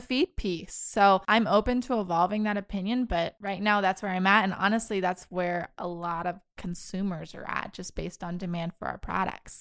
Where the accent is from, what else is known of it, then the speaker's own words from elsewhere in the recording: Spirville, Kansas, United States; moved away; My hometown, Spirville, Kansas